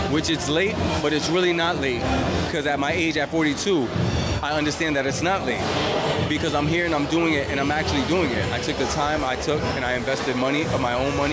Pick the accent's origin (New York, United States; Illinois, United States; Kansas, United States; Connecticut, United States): Connecticut, United States; Bridgeport; I'm Puerto Rican. I'm from Bridgeport, Connecticut.